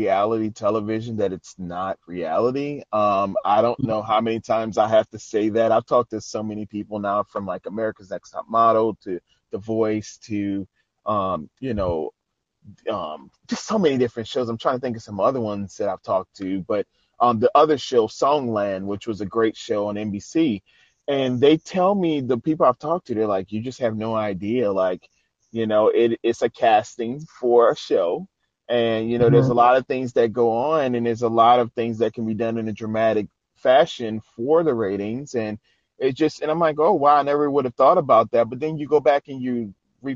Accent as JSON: {"language": "English", "town": "New Orleans", "region": "Louisiana", "country": "United States", "said": "he had a church in New Orleans, because that's where I'm originally from."}